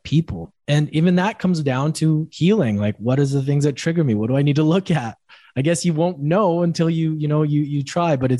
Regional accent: Canada; moved away

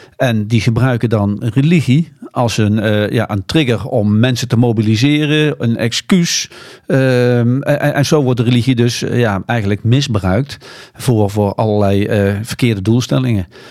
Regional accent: Netherlands; als Nederlanders

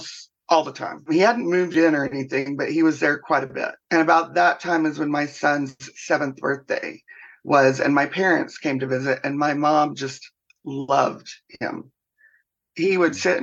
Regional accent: Texas, United States; now in Minnesota, United States; I grew up in Texas

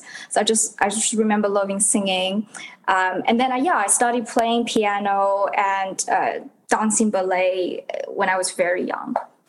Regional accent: Guangzhou, Guangdong, China; moved away as an adult; now in United States; So I was born in 1994 in Guangzhou.

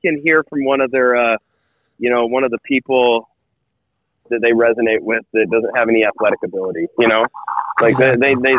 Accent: Nebraska, United States; I thought I was from Nebraska

